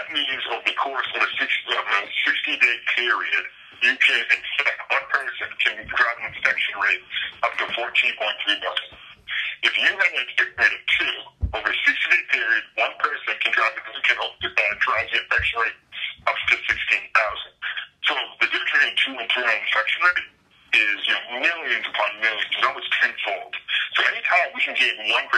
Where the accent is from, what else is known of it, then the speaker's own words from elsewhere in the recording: Quincy, Massachusetts, United States; I'm from Quincy, Massachusetts